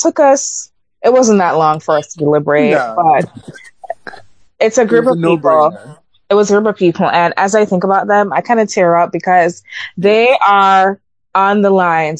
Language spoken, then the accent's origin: English; Jamaica; now in United States; I'm still a Jamaican citizen. Thank you very much. I still support my country very much.